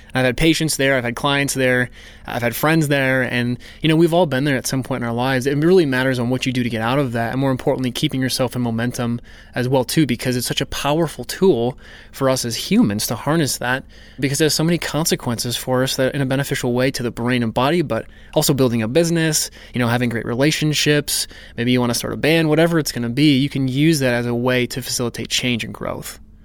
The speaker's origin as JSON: {"language": "English", "region": "North Dakota", "country": "United States", "tie": "born or raised there", "said": "I grew up in North Dakota"}